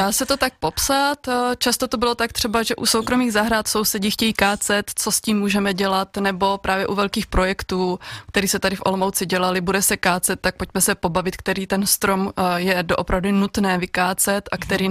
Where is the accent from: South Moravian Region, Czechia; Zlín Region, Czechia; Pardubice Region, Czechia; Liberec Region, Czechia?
Pardubice Region, Czechia; Svitavy; moved away as an adult; also born or lived in Olomouc; now in Oderské vrchy, Czechia; Já pocházím od Svitav, kde jsem dlouhodobu dobu vyrůstala